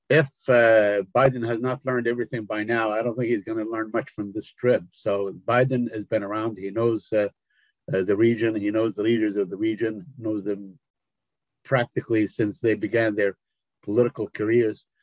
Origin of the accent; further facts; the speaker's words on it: Jerusalem, East Jerusalem, Palestine; English is a second language; to reopen the Jerusalem uh, consulate in my hometown in East Jerusalem.